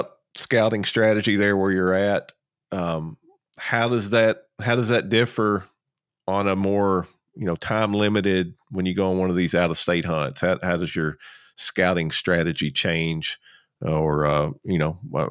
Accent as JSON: {"language": "English", "region": "Kentucky", "country": "United States", "also_born_or_lived": "South Georgia", "moved": "yes", "lives_now": "Georgia, United States", "said": "I'm originally from Kentucky and I moved down here to Georgia and South Georgia."}